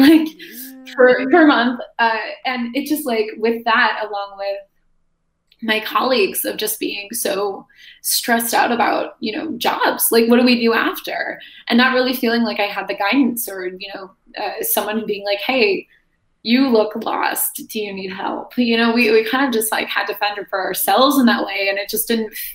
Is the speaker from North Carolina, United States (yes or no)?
no; Joliet, Illinois, United States; moved away; I'm from Joliet. I'm from like a southwest suburb of Chicago